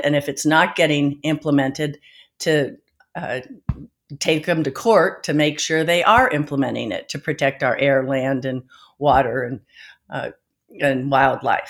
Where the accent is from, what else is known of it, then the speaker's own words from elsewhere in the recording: the Bay Area, California, United States; also born or lived in Eugene, Oregon; I grew up in California in the Bay Area